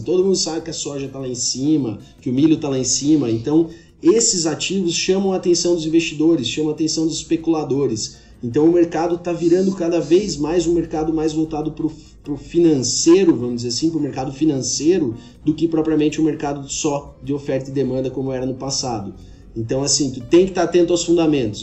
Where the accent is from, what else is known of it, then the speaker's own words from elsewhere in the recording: Xanxerê, Santa Catarina, Brazil; moved away as an adult; also born or lived in Lages, Brazil; now in Goiânia, Brazil; sou catarinense, sou de Xinxerê, é, eh, mas moro em Goiânia tem cerca de 10 anos